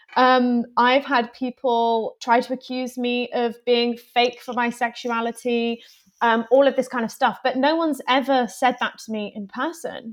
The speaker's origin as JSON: {"language": "English", "town": "Plymouth", "region": "South West England", "country": "United Kingdom", "tie": "born or raised there", "moved": "as an adult", "lives_now": "London, United Kingdom", "said": "originally, I'm from Plymouth, which is a smallish town, um, in the southwest of England."}